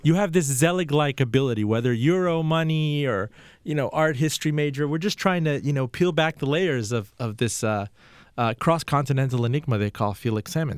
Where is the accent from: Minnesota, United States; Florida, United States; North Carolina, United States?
Florida, United States; Miami; I'm from Miami